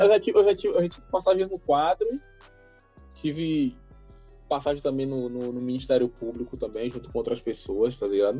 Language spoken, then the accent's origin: Portuguese; Salvador, Bahia, Brazil; also born or lived in Massaranduba / Mussurunga; eu sou cria da cidade baixa eu nasci na, na, nasci na Cidade Baixa, me criei na Cidade Baixa até os seis anos, na Massaranduba. Depois eu fui morar com meus pais separados, eu fui pra Mussurunga